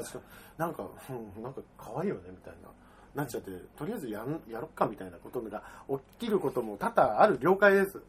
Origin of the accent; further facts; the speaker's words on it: Tokyo, Japan; 東京生まれ東京育ちですから